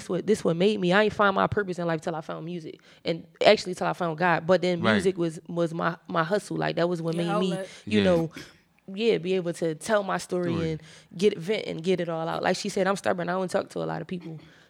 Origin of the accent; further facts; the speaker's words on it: Philadelphia, Pennsylvania, United States; I come from Philly, you know, we burst off bars, like I could spit all day.